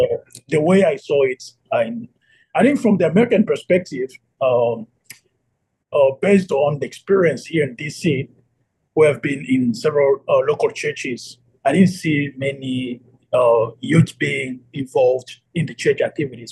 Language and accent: English; Kinshasa, DR Congo; moved away as an adult; now in Washington, D.C., United States; I'm from the Democratic Republic of Congo in Kinshasa.